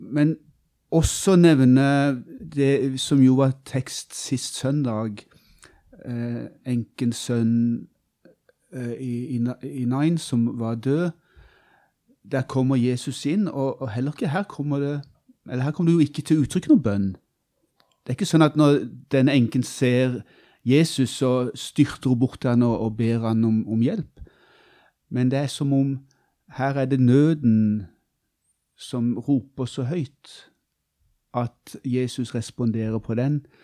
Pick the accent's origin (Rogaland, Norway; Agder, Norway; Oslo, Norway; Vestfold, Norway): Agder, Norway; Kristiansand; moved away as an adult; also born or lived in Bø i Vesterålen; Jeg er fra Kristiansand og regner meg som bygutt, ja.